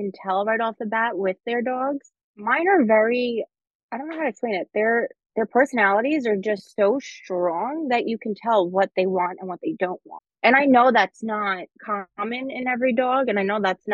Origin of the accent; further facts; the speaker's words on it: New York, United States; we're from New York.